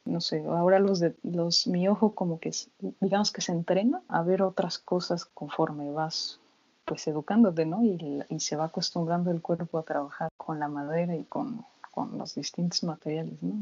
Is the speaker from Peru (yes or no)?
no; Mexico; moved away as an adult; now in Germany; desde que salí de México